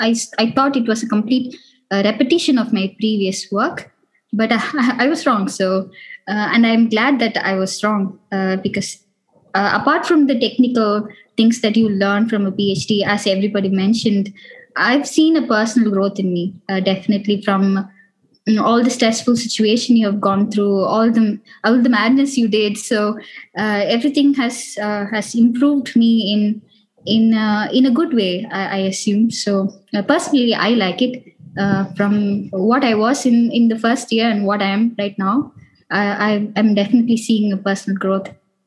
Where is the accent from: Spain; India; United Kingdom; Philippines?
India; also born or lived in United States; now in Europe; I moved from India to Europe, and it was a cultural shock. Even though I was in US, it was completely new.